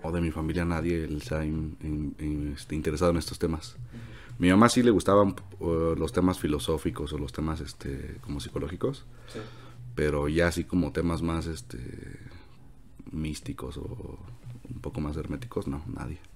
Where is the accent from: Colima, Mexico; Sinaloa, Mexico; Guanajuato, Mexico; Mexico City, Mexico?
Mexico City, Mexico; also born or lived in La Esmeralda, Michoacán; yo soy de Michoacán, de la Esmeralda, Michoacán, nací allá en el 95, en mayo, este, el 27, ya Este, de ahí pues de toda mi vida eh, he estado aquí en la Ciudad de México